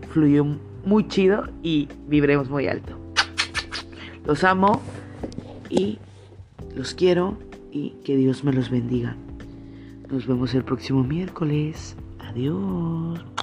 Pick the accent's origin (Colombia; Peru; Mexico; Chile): Mexico; nuestra fisonomía mexicana